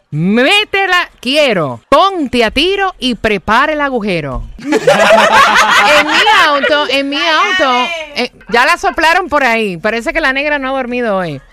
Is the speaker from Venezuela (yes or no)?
no; Puerto Rico